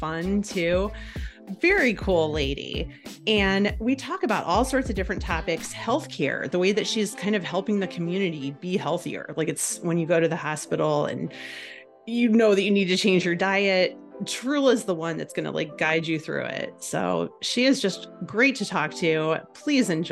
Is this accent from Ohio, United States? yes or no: yes; Cleveland, Ohio, United States; accent: Cleveland; My Cleveland accent